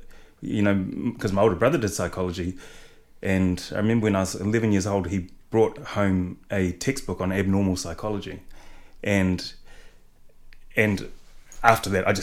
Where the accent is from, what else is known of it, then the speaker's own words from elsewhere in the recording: Motueka, Tasman, New Zealand; also born or lived in Reefton / Ngahuia Junction; I was born in Reefton, but left when I was really young. We went to Motueka